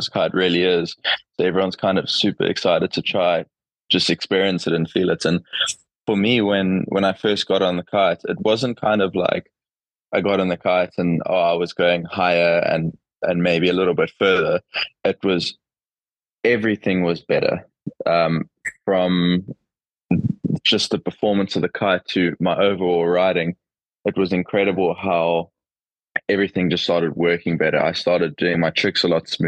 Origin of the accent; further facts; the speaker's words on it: Cape Town, Western Cape, South Africa; growing up in Cape Town